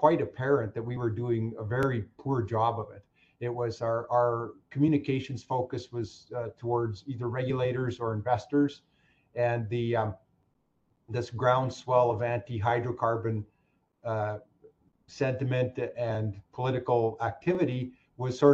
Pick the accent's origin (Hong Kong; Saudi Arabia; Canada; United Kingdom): Canada; Saskatchewan; moved away as an adult; now in Alberta, Canada; I'm from Saskatchewan, and my entire graduating class moved to Alberta